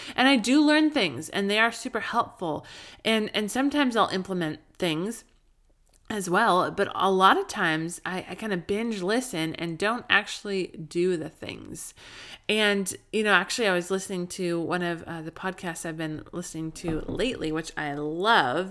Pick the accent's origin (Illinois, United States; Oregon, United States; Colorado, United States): Colorado, United States; also born or lived in Southern California; now in California, United States; I grew up in Colorado